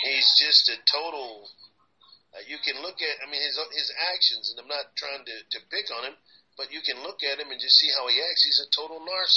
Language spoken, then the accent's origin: English; Texas, United States; growing up in Texas